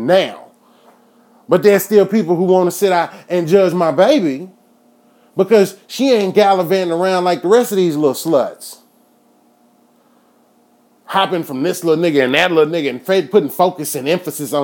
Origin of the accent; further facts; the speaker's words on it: Enid, Oklahoma, United States; out here in my hometown